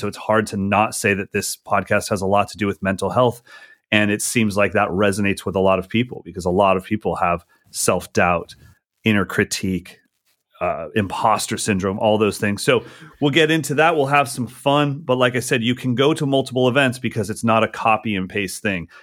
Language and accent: English; United States; as an American